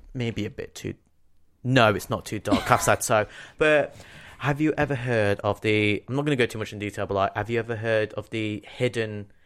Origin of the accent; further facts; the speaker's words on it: Nottingham, East Midlands, United Kingdom; born or raised there; accent: Nottingham